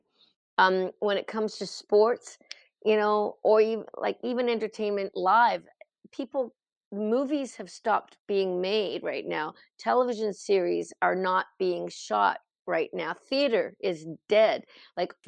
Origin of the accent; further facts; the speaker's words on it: Truro, Nova Scotia, Canada; my hometown here, Truro, Nova Scotia